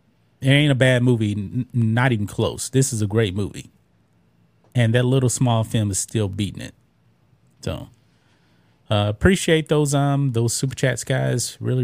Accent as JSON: {"language": "English", "country": "United States", "said": "I'm an American"}